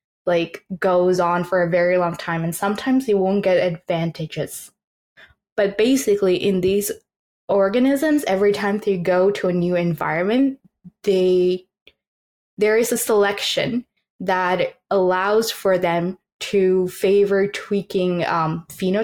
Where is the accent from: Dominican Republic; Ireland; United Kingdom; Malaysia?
Malaysia; now in Newfoundland, Canada; growing up in Malaysia and like in the tropics